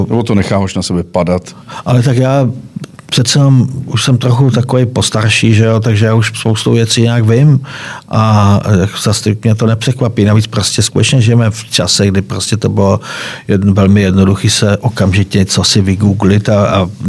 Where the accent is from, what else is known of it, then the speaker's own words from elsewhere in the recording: Moravia, Czechia; byť se, cítit, byť jsem Moravan, ale tam tu část, tady ty východní Moravy neznám.